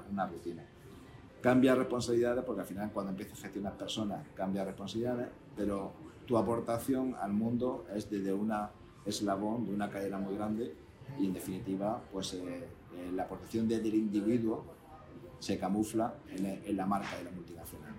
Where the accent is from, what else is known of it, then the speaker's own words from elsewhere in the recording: Linares, Andalusia, Spain; yo nací en Linares, en Jaén, y no es un sitio en el que ni fuera, estuviera la tecnología